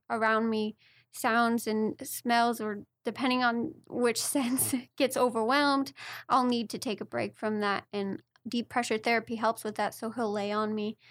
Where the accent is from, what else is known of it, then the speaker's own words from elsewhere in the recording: Manhattan Beach, California, United States; we grew up in Manhattan Beach, California